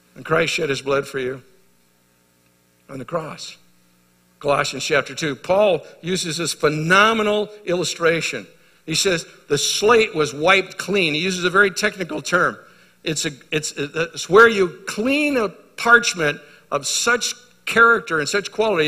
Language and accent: English; United States